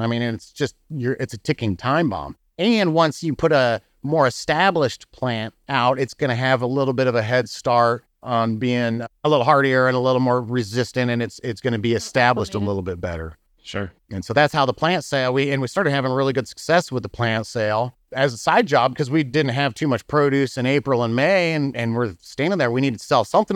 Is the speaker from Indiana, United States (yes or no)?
yes; Muncie, Indiana, United States; moved away as an adult; also born or lived in California / St. Louis, Missouri; now in Bourbon, Missouri, United States; I'm from Indiana. I grew up in Muncie, Indiana